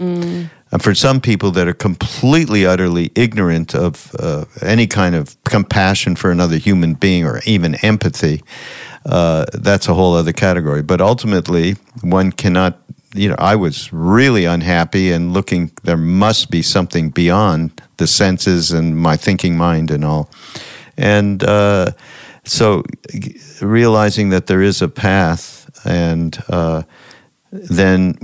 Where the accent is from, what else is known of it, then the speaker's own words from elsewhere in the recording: Montreal, Quebec, Canada; I grew up Jewish in Montreal